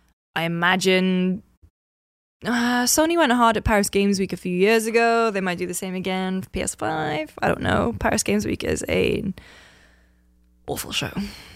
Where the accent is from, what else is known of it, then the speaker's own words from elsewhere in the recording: United Kingdom; It's very weird for me as a British person, because in the UK, there is a TV host called Phil Spencer